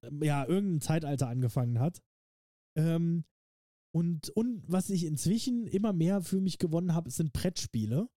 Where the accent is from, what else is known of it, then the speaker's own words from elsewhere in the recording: Saarland, Germany; für uns Saarländer